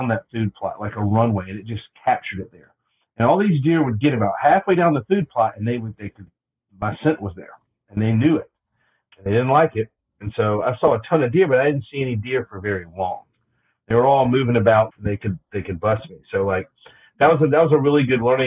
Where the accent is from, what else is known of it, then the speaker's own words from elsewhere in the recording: the South, United States; I'm from the South